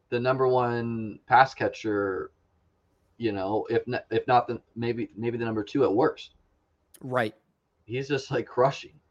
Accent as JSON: {"language": "English", "town": "Denver", "region": "Colorado", "country": "United States", "tie": "born or raised there", "said": "I grew up in Denver"}